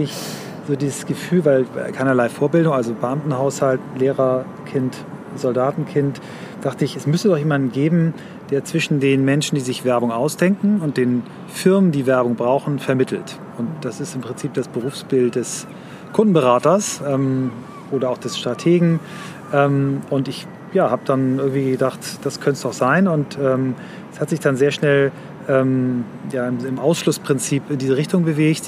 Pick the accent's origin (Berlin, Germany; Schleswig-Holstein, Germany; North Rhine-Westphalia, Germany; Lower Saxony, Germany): Schleswig-Holstein, Germany; Kiel; Ich bin in Kiel aufgewachsen, ähm, in wechselnden Stadtteilen da.